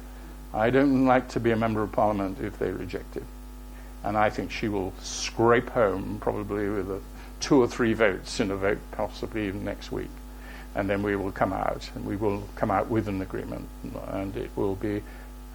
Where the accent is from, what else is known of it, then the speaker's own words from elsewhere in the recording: Plymouth, South West England, United Kingdom; also born or lived in Wales; the city in which I was born, although I'm Welsh, but I am a Plymouthian